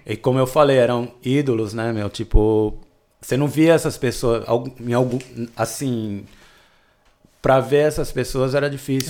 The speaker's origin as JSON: {"language": "Portuguese", "region": "São Paulo", "country": "Brazil", "tie": "born or raised there", "also_born_or_lived": "Petrolina, Pernambuco", "said": "mudei para São Paulo quando eu tinha oito anos"}